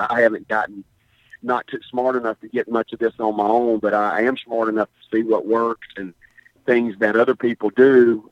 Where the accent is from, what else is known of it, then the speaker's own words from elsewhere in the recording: Hattiesburg, Mississippi, United States; moved away as an adult; also born or lived in Picayune, Mississippi; born and raised in Picayune. Uh, in 1965. My dad was the coach there at Fitching High School from 60 to 71, and then we moved to Hattiesburg.